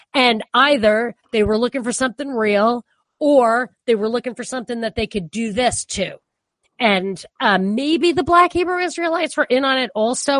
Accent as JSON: {"language": "English", "region": "New York", "country": "United States", "also_born_or_lived": "Boston", "said": "as a New Yorker"}